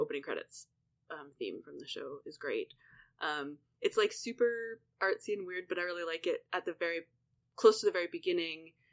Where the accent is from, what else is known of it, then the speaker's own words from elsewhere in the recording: Canada; I'm Canadian